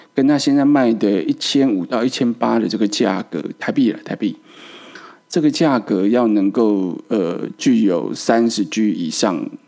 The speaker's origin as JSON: {"language": "Chinese", "country": "Taiwan", "said": "我们台湾人"}